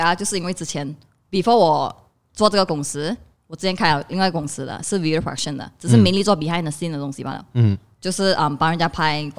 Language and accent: Chinese; Kuantan, Pahang, Malaysia; 因为我是来自关丹的嘛，哈，所以关丹的关丹很少人做 video 的嘛，而且基本上是应该是没有人在做 video 关丹